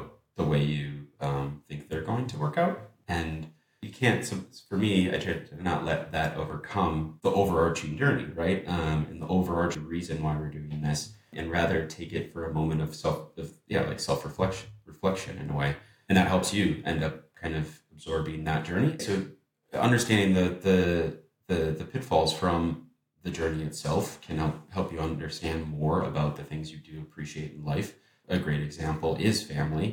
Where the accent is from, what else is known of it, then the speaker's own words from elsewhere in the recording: Minneapolis, Minnesota, United States; moved away as an adult; now in Amsterdam, Netherlands; moving abroad from Minneapolis, my hometown, that I lived for a decade, to Amsterdam now with my wife